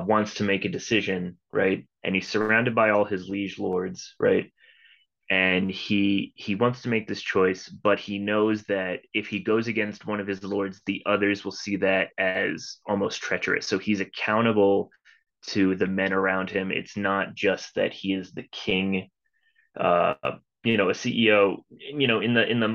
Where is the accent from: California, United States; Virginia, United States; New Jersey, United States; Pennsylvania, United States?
New Jersey, United States; I grew up in New Jersey